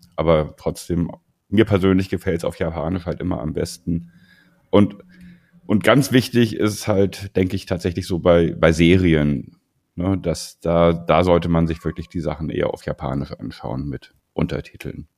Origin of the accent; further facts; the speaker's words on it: Germany; bei uns in Deutschland